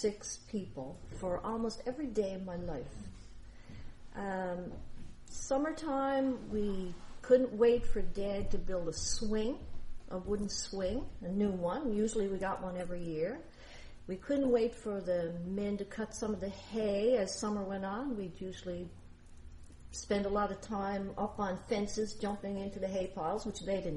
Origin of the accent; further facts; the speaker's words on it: Coley's Point, Newfoundland and Labrador, Canada; I grew up in Coley's Point